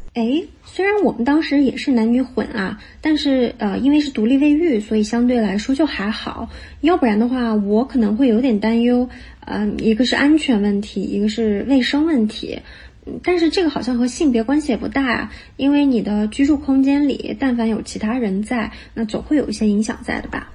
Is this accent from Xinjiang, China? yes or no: yes; Xinjiang, China; moved away as an adult; also born or lived in Shandong; 就比方说我是个新疆人嘛，那我们那儿就是和中国其他地方是有两个小时时差的 我到山东读大学的时候